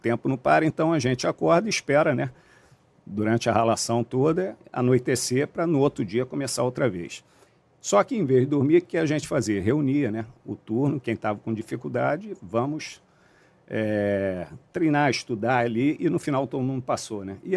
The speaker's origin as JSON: {"language": "Portuguese", "region": "Rio de Janeiro", "country": "Brazil", "tie": "born or raised there", "said": "sou da Zona Oeste, né, do Rio de Janeiro, é, nascido e criado aqui, nunca saí do Rio de Janeiro até entrar nas Forças Armadas."}